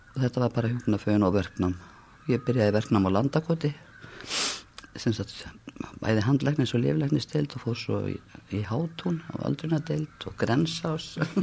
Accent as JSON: {"language": "Icelandic", "town": "Reykjavík", "region": "Capital Region", "country": "Iceland", "tie": "born or raised there", "said": "ég er svona fættin í Reykjavík árið 1957, ólst upp í Þingoltunum og Laugásveginum"}